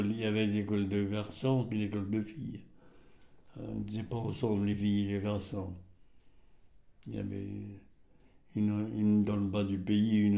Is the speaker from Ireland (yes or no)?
no; Celles-sur-Ource, Grand Est, France; Né à Celsurousse le 29 décembre 1921.